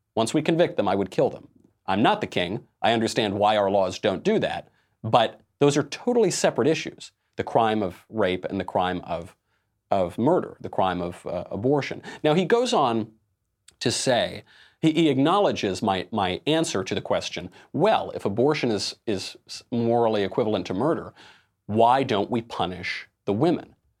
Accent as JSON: {"language": "English", "town": "New York City", "region": "New York", "country": "United States", "said": "being a New Yorker myself, I'm in New York all the time. I've lived in New York for a long time"}